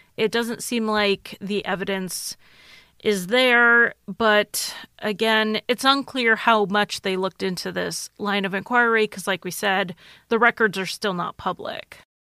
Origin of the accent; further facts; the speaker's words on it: United States; I'm American